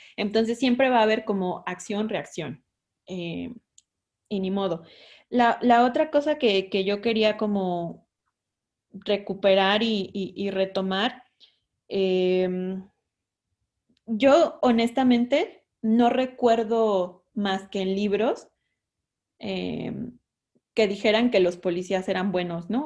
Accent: San Andrés Tuxtla, Veracruz, Mexico; Yo soy de Veracruz, ¿no? De un pueblito de Veracruz, de San Andrés Tuxtla

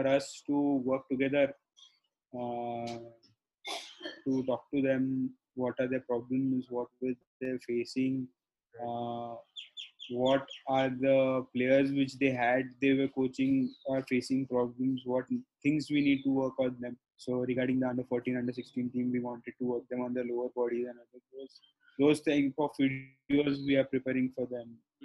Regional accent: Belgaum, Karnataka, India; now in Pune, India; we have the fourth center in Belgaum. Is a small district in Karnataka. So that has been my hometown.

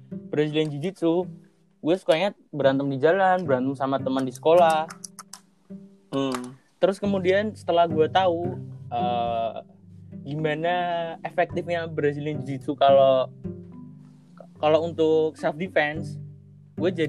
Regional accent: Semarang, Central Java, Indonesia; gue asli Semarang

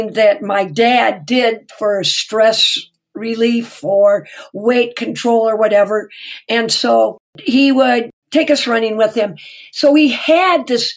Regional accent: Minnesota, United States; I've been born, raised, lived forever in Minnesota

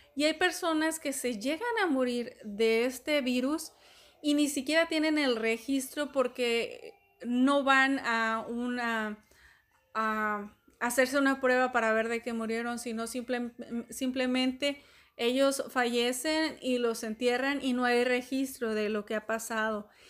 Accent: Mexico; Acá en México, de donde soy

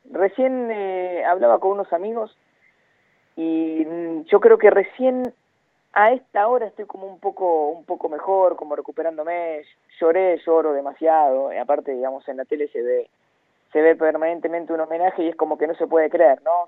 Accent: Luján, Buenos Aires Province, Argentina; yo soy de Luján, provincia de Buenos Aires

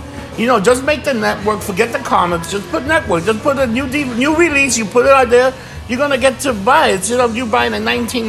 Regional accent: United States; We're fucking American.

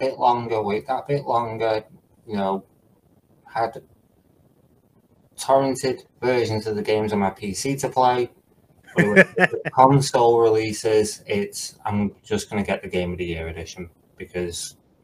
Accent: Runcorn, North West England, United Kingdom; my hometown of Runcorn

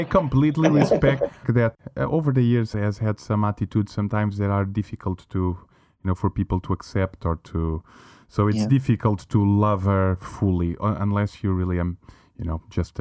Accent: China; moved away; me and Antonio, we grew up in Asia, in China.

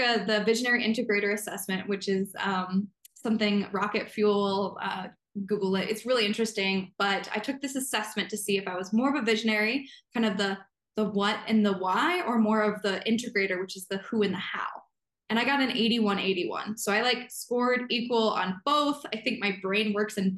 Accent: central Illinois, United States; now in Montana, United States; I grew up in Illinois. So that's kind of where my roots are. My family's there still. It's central

